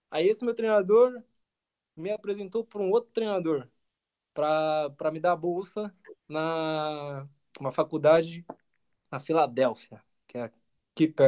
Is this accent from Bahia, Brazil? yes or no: no; São Paulo, Brazil; é, eu sou de São Paulo, Tatuapé, tenho 25 anos, sou velho